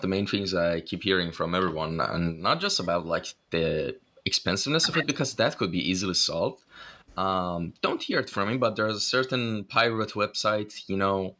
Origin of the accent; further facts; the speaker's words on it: Iran; my home country, Iran.